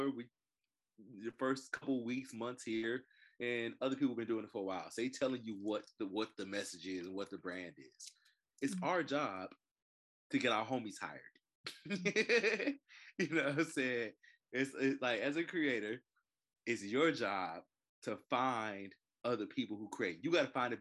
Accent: Chicago, Illinois, United States; moved away; I'm originally from Chicago

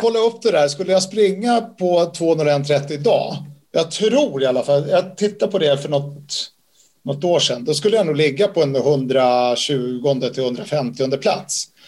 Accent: Sweden; Jag har ju två italienska föräldrar, även om jag är född i Sverige så har jag en stark koppling till Italien

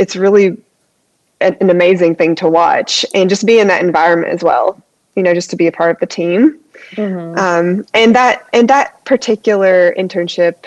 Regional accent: Eastern Kentucky, United States; moved away as an adult; also born or lived in Washington State; my hometown hospital, where I'm from in Eastern Kentucky, they hired me. And I lived in my hometown

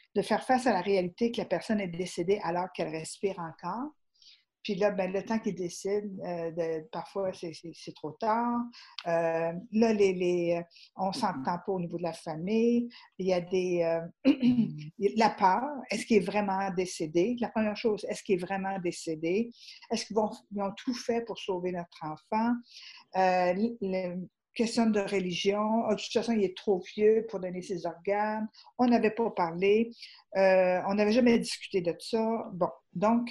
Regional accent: Rivière-du-Loup, Quebec, Canada; je ne suis même pas anglophone, je ne suis pas, je, je suis de la Rivière-du-Loup

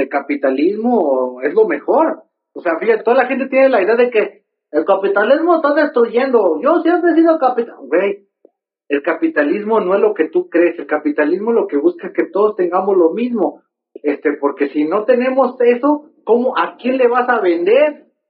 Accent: Mexico

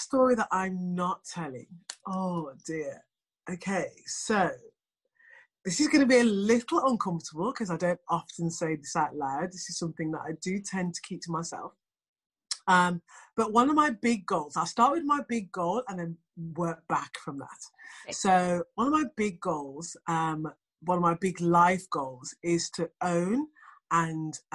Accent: England, United Kingdom; as you can probably tell from the accent, I am from England.

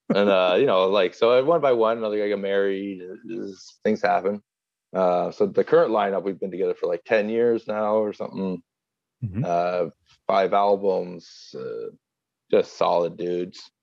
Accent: Halifax, Nova Scotia, Canada; moved away as an adult; also born or lived in Montreal; I'm from Halifax, Nova Scotia.

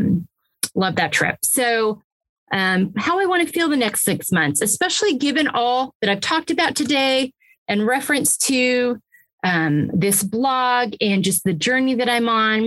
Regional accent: Pacific Northwest, United States; now in Texas, United States; I'm from the Pacific Northwest.

